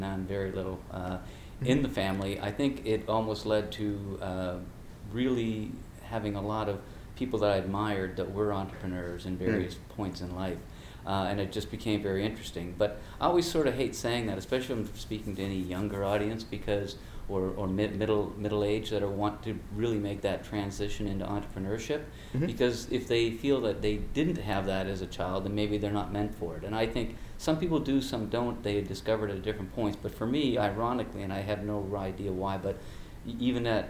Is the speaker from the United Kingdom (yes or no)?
no; outside Halifax, Nova Scotia, Canada; moved away as an adult; now in Turks and Caicos Islands; in Halifax, Nova Scotia, small little fishing village type of setting outside of Halifax